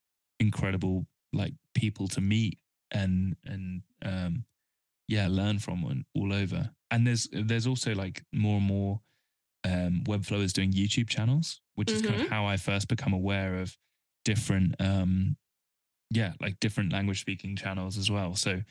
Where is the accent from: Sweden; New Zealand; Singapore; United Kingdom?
United Kingdom; England; one, I'm English and can't speak Spanish